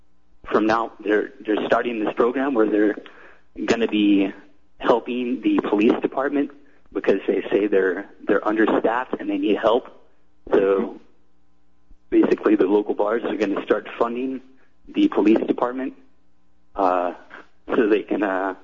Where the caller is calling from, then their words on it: Iowa City, Iowa, United States; I'm calling from Iowa City, the former abortion capital of the United States.